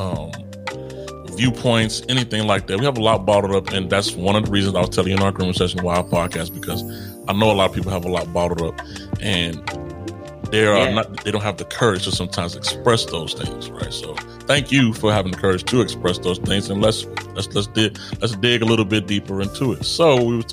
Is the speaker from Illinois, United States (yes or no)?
yes; Chicago, Illinois, United States; I'm from Chicago.